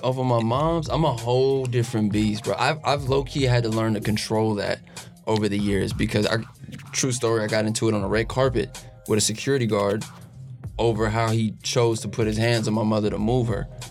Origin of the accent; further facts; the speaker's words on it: Los Angeles, California, United States; I grew up in Los Angeles, California